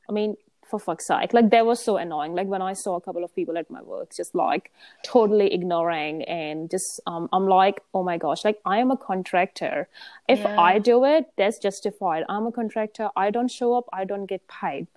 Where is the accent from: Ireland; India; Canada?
India; now in New Zealand; I grew up in India